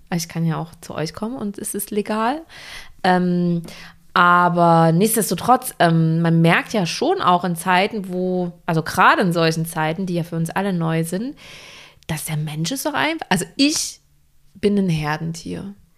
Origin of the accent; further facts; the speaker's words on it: Wilkau-Haßlau, Saxony, Germany; now in Hamburg, Germany; wenn ich nach Hause fahre in die Heimat. Mhm. Ich komme ja auch aus einer kleinen Stadt.